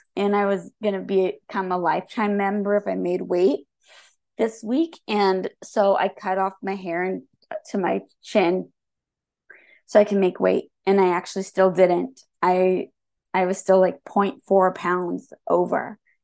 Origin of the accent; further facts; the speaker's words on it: Santa Rosa, California, United States; I was born and raised in Santa Rosa.